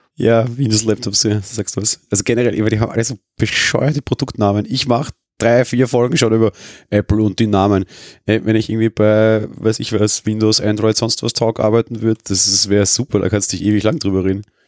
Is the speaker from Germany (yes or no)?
no; Austria; als Österreicher